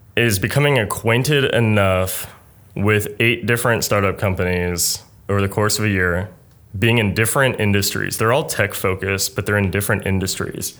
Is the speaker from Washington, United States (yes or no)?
no; Pittsburgh, Pennsylvania, United States; moved away; also born or lived in Pitt County, North Carolina / Kentucky; I grew up in Pittsburgh, Pennsylvania